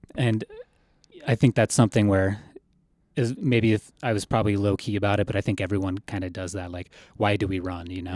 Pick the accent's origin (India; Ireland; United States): United States; Colorado; I grew up in Colorado